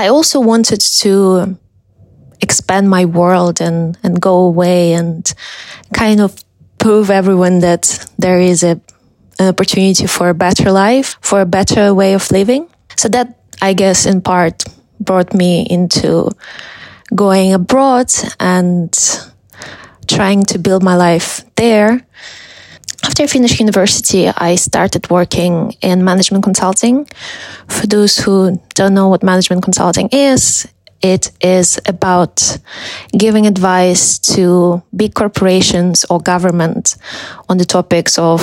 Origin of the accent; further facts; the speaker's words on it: Russia; also born or lived in Moscow, Russia; I'm from Russia. I was born in a small town and moved to Moscow with my parents when I was a teenager